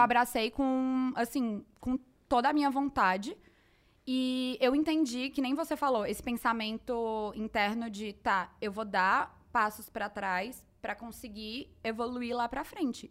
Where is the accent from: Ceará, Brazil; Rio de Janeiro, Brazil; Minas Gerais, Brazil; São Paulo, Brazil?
Ceará, Brazil; Fortaleza; nasci em Fortaleza, Ceará, minha terra.